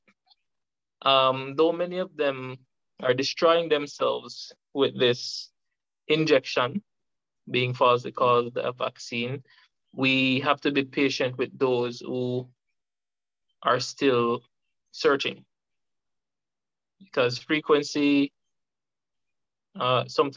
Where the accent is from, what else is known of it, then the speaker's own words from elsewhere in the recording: Jamaica; from Jamaica, a freedom fighter by nature